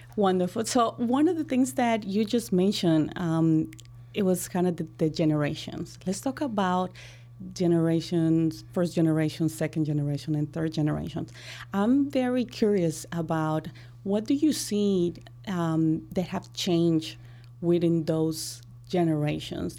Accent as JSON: {"language": "English", "country": "Colombia", "tie": "born or raised there", "moved": "yes", "lives_now": "Chicago, United States", "said": "And I'm from Colombia. I grow in Colombia."}